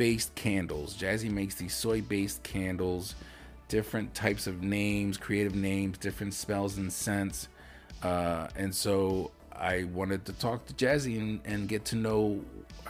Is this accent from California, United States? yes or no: no; Lancaster, Pennsylvania, United States; moved away; we're both from Lancaster City. That's like my home